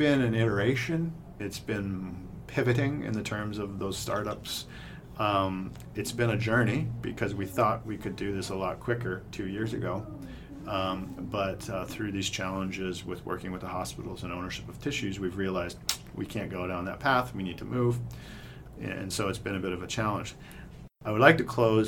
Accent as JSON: {"language": "English", "town": "Brantford", "region": "Ontario", "country": "Canada", "tie": "born or raised there", "said": "I grew up in Brantford, just down the way"}